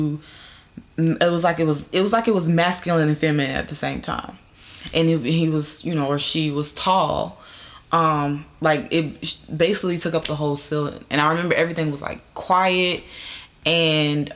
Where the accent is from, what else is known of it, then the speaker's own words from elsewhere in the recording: North Carolina, United States; moved away as an adult; now in California, United States; I'm originally from North and South Carolina. I was born in South Carolina, raised in North Carolina